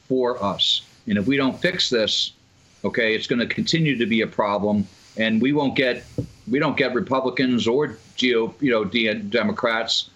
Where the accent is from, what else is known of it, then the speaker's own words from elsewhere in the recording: Massachusetts, United States; moved away; I'm from Massachusetts originally